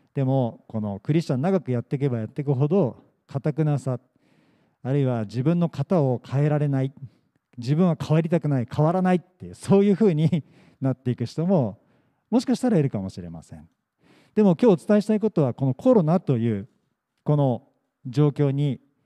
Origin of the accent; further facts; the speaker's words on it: Yokohama, Kanagawa, Japan; also born or lived in Yamagata; 横浜生まれ横浜育ち